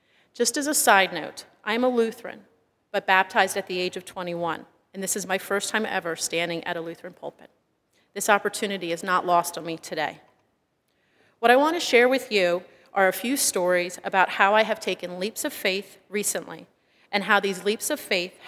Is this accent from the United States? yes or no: yes; Pennsylvania, United States; moved away as an adult; now in California, United States; I am a temporary member of the California Lutheran community. I left my home state of Pennsylvania and drove by myself to the state of California. So I've only been a member here since last August.